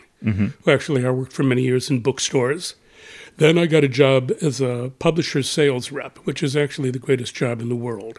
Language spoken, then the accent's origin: English; Akron, Ohio, United States; I am from Akron, Ohio